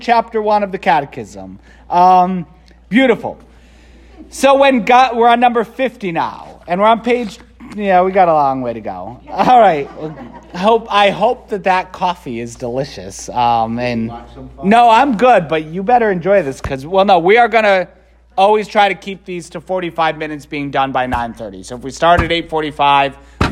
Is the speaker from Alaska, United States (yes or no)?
no; Waterbury, Connecticut, United States; also born or lived in Philadelphia / Rome; now in New Britain, United States; I was born in Waterbury. I went to Holy Cross High School in Waterbury